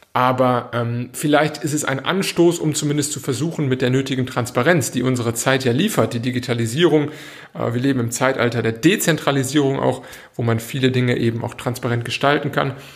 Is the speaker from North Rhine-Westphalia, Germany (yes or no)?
yes; Cologne, North Rhine-Westphalia, Germany; also born or lived in Northern Italy; now in Italy; Ich komme jetzt aus Köln